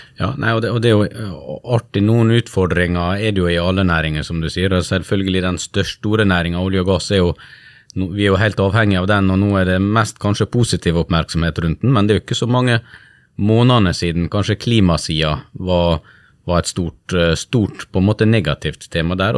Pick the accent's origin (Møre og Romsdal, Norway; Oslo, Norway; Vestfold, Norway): Møre og Romsdal, Norway; Sunnmøre, Western Norway; Jeg har vokst opp på, på Sunnmøre og på Vestlandet